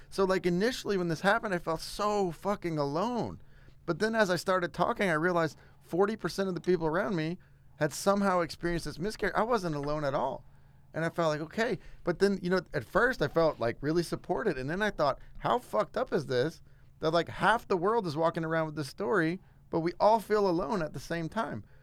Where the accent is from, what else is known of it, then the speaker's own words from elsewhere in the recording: South Louisiana, United States; moved away; I'm from South Louisiana originally